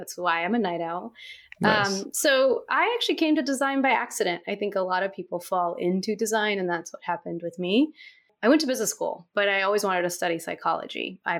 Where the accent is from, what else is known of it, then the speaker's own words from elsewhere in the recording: Istanbul, Turkey; when I went back to Turkey one summer, which is where I'm from. I grew up in Istanbul, Turkey, because my father's Turkish and my mother's American.